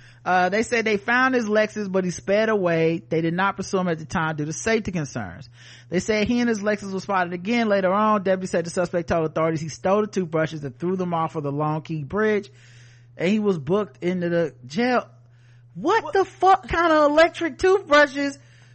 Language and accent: English; New Jersey, United States; I'm like, no, I'm from New Jersey, and also I'm a Sikh.